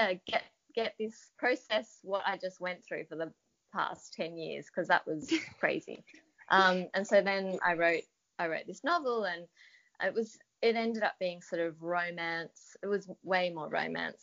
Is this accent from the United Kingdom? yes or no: no; Australia; accent: Australian